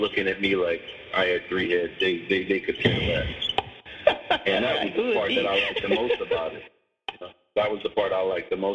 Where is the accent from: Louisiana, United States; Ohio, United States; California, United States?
Louisiana, United States; New Orleans; I grew up in New Orleans, so it's a very spiritual place